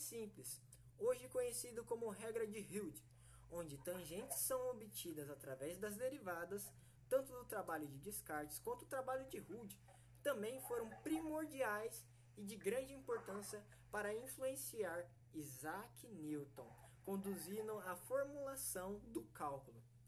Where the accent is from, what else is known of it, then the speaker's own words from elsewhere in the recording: São Paulo, Brazil; now in Panorama, Brazil; sou da cidade de Panorama, né? Mas eu nasci em São Paulo.